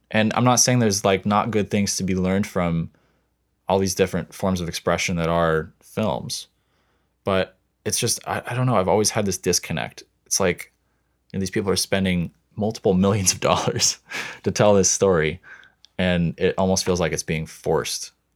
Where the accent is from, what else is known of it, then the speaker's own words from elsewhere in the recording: Montana, United States; now in Seattle, United States; I grew up in Montana